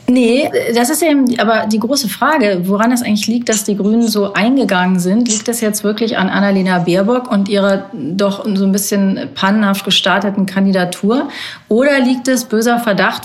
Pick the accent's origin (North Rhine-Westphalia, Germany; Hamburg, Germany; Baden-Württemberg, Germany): North Rhine-Westphalia, Germany; Ich bin ja in Nordrhein-Westfalen groß geworden